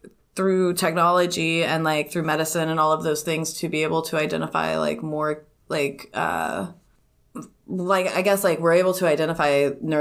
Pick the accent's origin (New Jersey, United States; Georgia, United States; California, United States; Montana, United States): California, United States; I was born in California